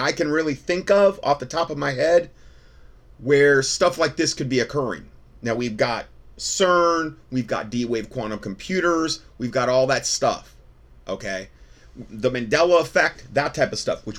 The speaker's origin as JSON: {"language": "English", "town": "Fort Myers", "region": "Florida", "country": "United States", "tie": "born or raised there", "moved": "yes", "said": "I grew up in Florida, essentially, from the age of 4. I lived in Southwest Florida, Fort Myers area"}